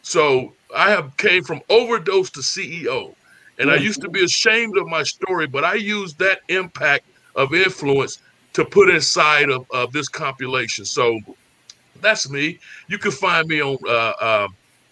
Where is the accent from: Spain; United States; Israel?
United States; Thomasville, North Carolina; I'm from Thomasville, North Carolina